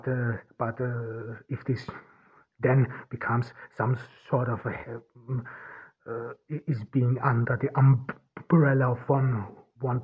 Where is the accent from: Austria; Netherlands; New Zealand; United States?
Austria; first language German; English is a second language; Austria, my home country